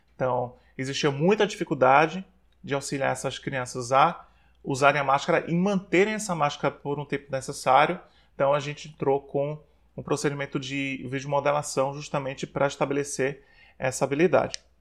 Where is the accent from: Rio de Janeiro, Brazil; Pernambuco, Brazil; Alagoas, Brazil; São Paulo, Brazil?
Alagoas, Brazil; Maceió; moved away as an adult; also born or lived in Aracaju / Belém; É, nasci, fui gerado em Aracaju, mas com seis meses de idade fui para Maceió. Maceió foi onde eu me criei, por isso que sempre quando eu me refiro ao local de onde eu sou, eu digo que eu sou de Maceió.